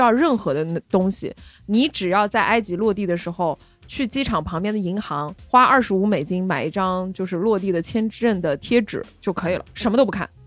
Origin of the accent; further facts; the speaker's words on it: Guangdong, China; 你看我们潮汕人，对吧？吃牛肉